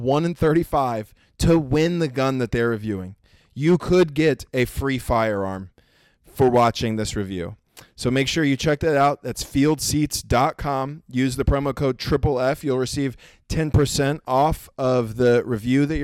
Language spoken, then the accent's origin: English; Oklahoma, United States; I'm from Oklahoma